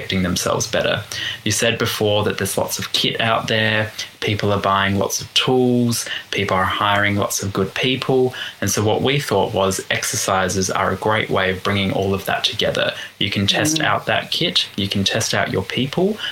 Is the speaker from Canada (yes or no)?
no; Australia